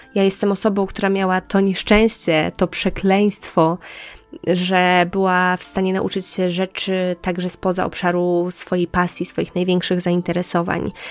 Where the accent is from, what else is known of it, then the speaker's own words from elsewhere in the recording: Podlaskie Voivodeship, Poland; moved away; Ja pochodzę z małej miejscowości na Podlasiu, mm, około 10 tysięcy osób. Tam się wychowywałam, tam chodziłam do szkoły podstawowej.